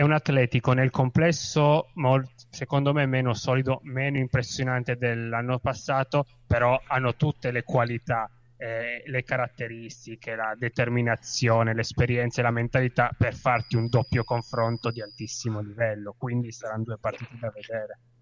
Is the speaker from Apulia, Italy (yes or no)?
no; Turin, Piedmont, Italy; io sono torinese